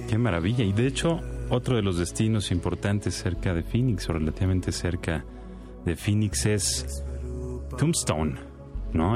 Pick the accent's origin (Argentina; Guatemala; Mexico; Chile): Mexico; así somos los mexicanos